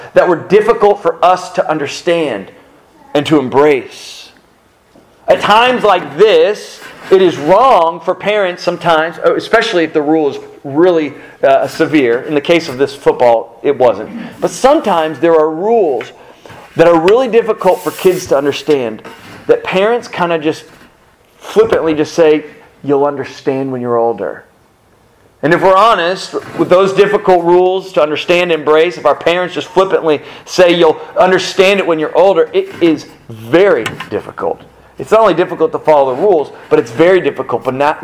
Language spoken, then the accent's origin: English; South Florida, United States; growing up in South Florida